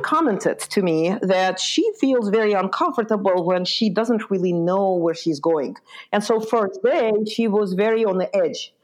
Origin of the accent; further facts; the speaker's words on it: Lithuania; moved away; also born or lived in Ukraine; So I was born in Ukraine, uh, and I grew up in Lithuania.